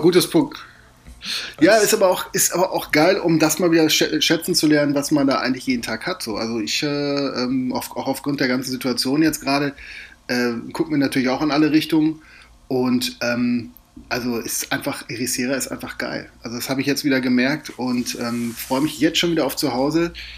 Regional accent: Germany; now in Portugal; als Deutscher

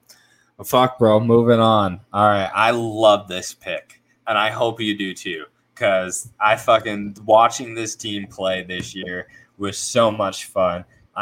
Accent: Colorado, United States; I'm from Colorado

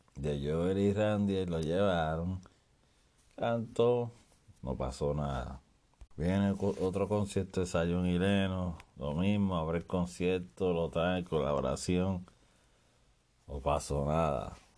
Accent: Puerto Rico; yo oía palabras que las mencionamos solamente los puertorriqueños

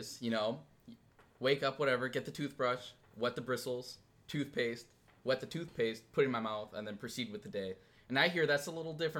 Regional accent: Orlando, Florida, United States; born and raised from Orlando, Florida.

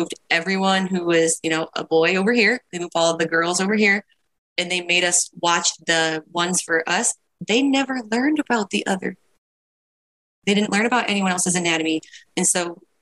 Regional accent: Midwest, rural Ohio, United States; I grew up in Midwest rural Ohio.

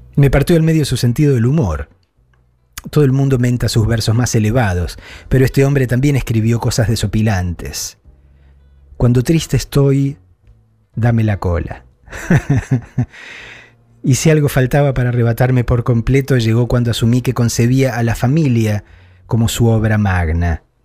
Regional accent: Argentina; moved away; Llevo dos años lejos de la Argentina

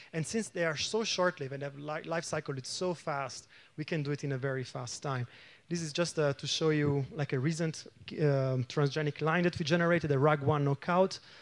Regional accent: Italy; now in Cologne, Germany; I come from Cologne, Germany, but I'm originally from, from Italy

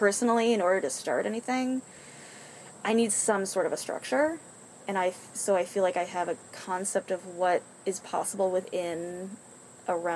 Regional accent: New Jersey, United States; moved away as an adult; now in Kansas, United States; I'm originally from New Jersey.

